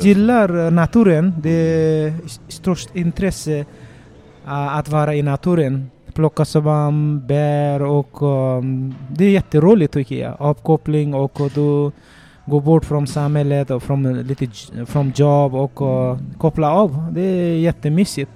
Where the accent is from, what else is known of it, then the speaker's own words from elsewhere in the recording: Nepal; Swedish is a second language; moved away as an adult; now in Sweden; Ja, jag kommer från Nepal. Det är västra Nepal och en bergområde där jag uppväxte och jag pluggade till gymnasiet i skolan där.